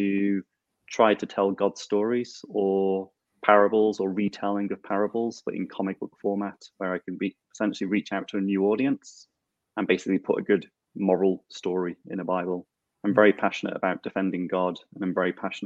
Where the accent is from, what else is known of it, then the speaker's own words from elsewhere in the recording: Isle of Man; I was born and live in the Isle of Man.